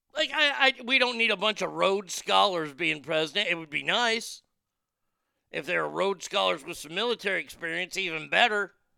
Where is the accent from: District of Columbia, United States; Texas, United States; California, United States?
Texas, United States; As a Texan